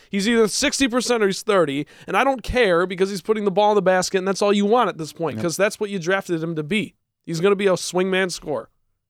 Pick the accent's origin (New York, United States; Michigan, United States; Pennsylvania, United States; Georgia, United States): Michigan, United States; Grand Rapids; now in East Lansing, United States; He's been playing in my hometown of Grand Rapids.